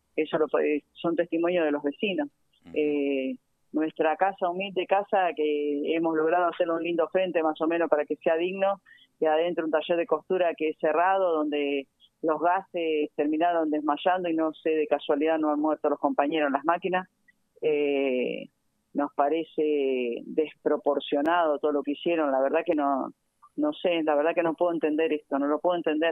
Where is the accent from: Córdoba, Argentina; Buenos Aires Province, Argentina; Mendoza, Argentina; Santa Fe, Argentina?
Buenos Aires Province, Argentina; Avellaneda; vengo de los barrios, nací en Villa Corina